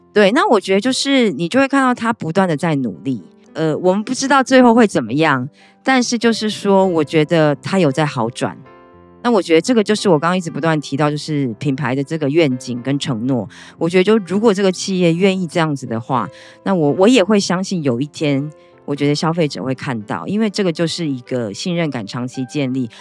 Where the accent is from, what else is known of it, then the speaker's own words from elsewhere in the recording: Taiwan; 以我们台湾人来讲